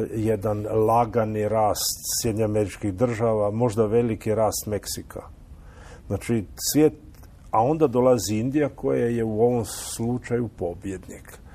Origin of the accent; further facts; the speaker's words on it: Istria County, Croatia; kod nas u Istri